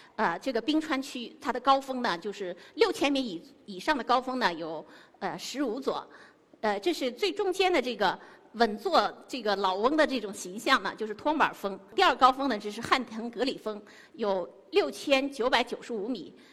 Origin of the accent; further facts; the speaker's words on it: Xinjiang, China; 我是一个土生土长的新疆人，从小喝着天山冰雪的融水，吃着天山的牛羊肉长大